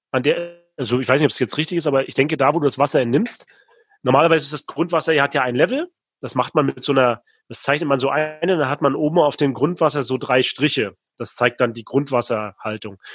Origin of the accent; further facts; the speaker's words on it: Rostock, Mecklenburg-Vorpommern, Germany; Ich komme aus Rostock, Warnemünde, der beste Strand Deutschlands.